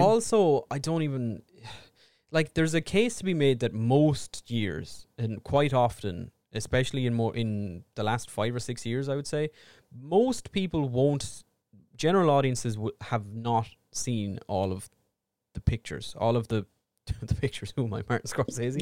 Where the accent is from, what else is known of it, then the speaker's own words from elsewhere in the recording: Ireland; we are two Irish idiots